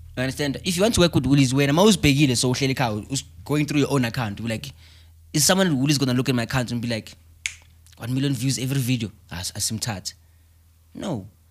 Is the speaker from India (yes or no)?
no; South Africa; I'm from Chelamanga